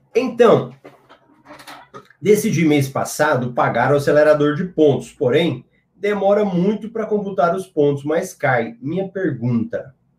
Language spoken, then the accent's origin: Portuguese; Goiânia, Goiás, Brazil; sou aqui de Goiânia